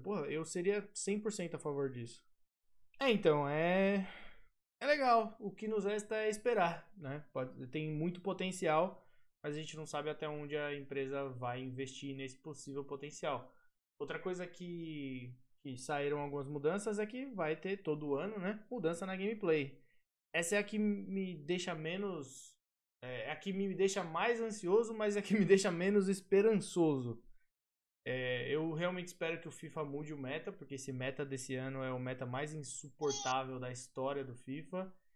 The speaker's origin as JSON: {"language": "Portuguese", "town": "Guarulhos", "region": "São Paulo", "country": "Brazil", "said": "eu sou de Guarulhos"}